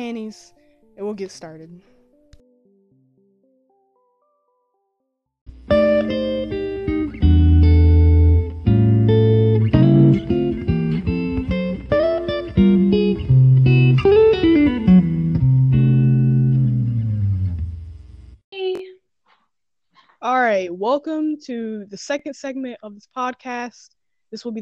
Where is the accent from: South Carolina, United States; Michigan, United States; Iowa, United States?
South Carolina, United States; I am from South Carolina